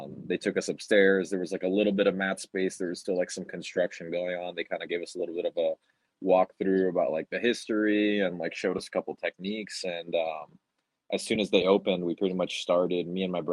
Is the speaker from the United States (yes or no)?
yes; Miami, Florida, United States; moved away; also born or lived in Charlotte, North Carolina; I grew up in Florida, in South Florida